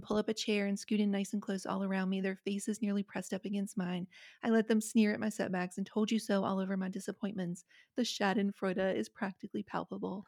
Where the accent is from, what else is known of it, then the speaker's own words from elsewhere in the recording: Appalachia, West Virginia, United States; I grew up in West Virginia, I grew up in Appalachia